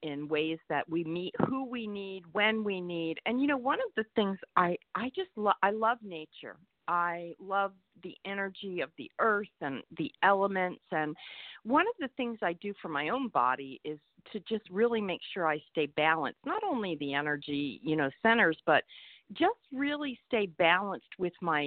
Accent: Eastern Pennsylvania, United States; I'm from Eastern Pennsylvania, which is on the border of New Jersey

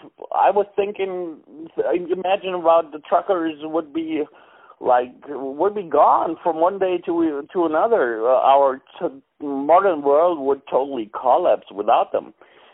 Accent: Germany; I'm from Germany. I live an hour southeast of Frankfurt

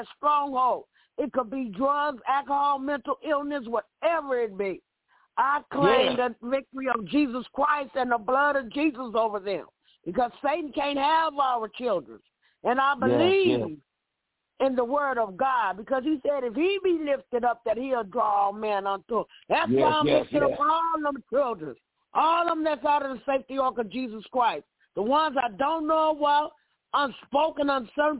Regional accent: Louisiana, United States; I'm from Louisiana

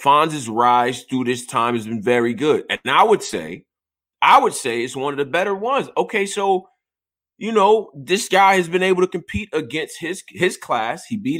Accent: Virginia, United States; I'm from Virginia.

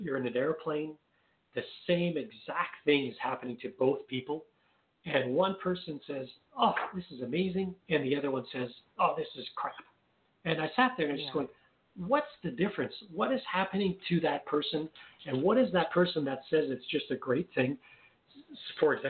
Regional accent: Canada; accent: French Canadian; I'm French Canadian. You might be able to tell from my little bit of an accent. So I'm French Canadian

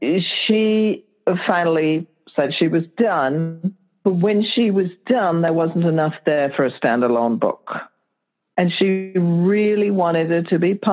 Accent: Lahore, Punjab, Pakistan; moved away; us three sisters growing up in Lahore, Pakistan in the 50s and 60s, and pretty much covers the time there until we left.

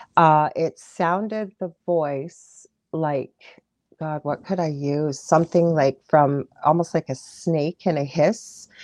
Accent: Canada; I'm a Canadian clairvoyant medium

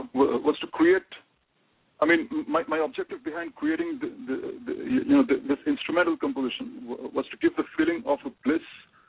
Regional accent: Kolkata, West Bengal, India; I'm from Kolkata.

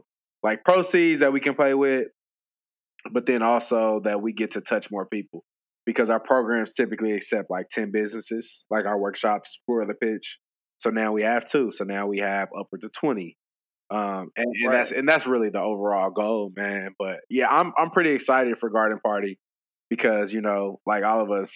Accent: Indianapolis, Indiana, United States; now in Dallas, United States

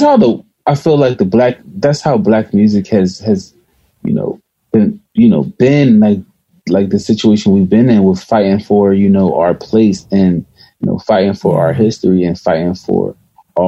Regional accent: Philadelphia, Pennsylvania, United States; I'm from North Philly

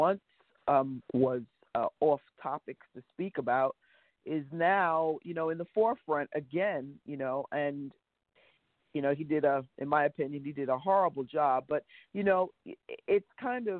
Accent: New York, United States; I'm a New Yorker

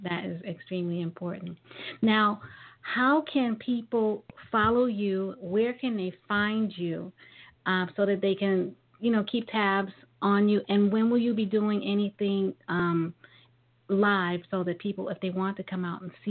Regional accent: New York City, New York, United States; I'm from New York

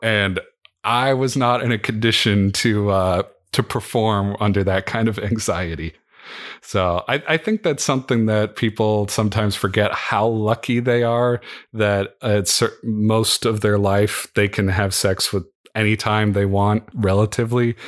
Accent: Midwest, United States; growing up in the Midwest

